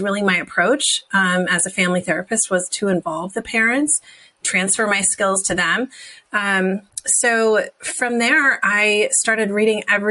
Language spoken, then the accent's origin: English; New Jersey, United States; I grew up in New Jersey in a tiny little farm town